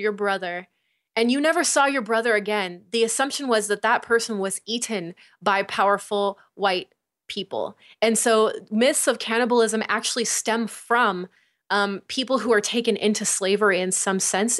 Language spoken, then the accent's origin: English; United States; the way that I've been raised, like, as American